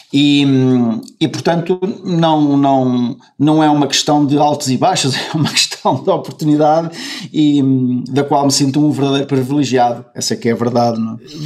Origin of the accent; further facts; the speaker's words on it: Caminha, Norte, Portugal; now in Spain; eu nasci em Caminha e que eu sou do, que eu sou do Norte e que eu sou de Caminha